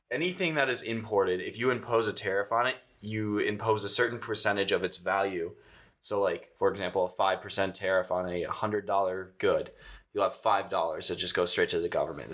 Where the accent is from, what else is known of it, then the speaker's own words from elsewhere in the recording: Wisconsin, United States; accent: mix of northern Wisconsin and Chicago; my Wisconsin accent ends up turning into just a weird like concoction of northern Wisconsin and Chicago